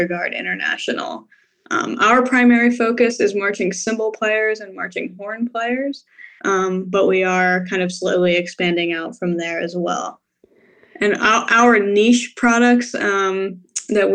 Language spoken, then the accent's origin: English; Atlantic City, New Jersey, United States; moved away as an adult; also born or lived in Philadelphia, Pennsylvania / Dayton, Ohio; now in Nashville, United States; I'm originally from Atlantic City, New Jersey, one of the few people who actually grew up